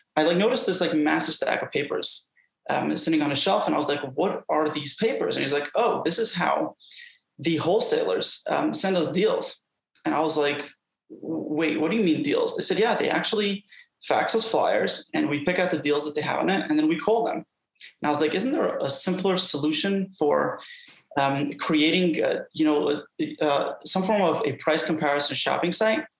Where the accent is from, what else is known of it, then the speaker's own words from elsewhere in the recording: New York City, New York, United States; I was brought up in Brooklyn, New York.